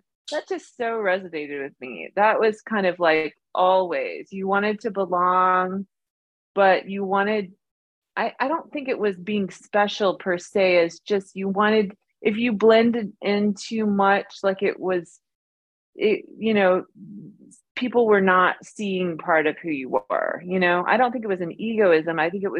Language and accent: English; Kenya; But it's funny because growing up in Kenya, it was almost the opposite. You know, when I was growing up there, I was so proud to be American